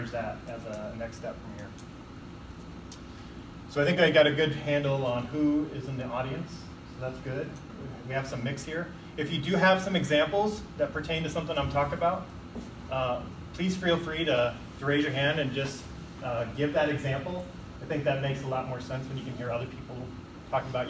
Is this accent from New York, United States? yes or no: no; Iowa City, Iowa, United States; moved away as an adult; now in Oregon, United States; I grew up in Iowa City, Iowa, and I went to school at the University of Iowa, and then kind of through different transfers through the company I worked at, made it out here to Oregon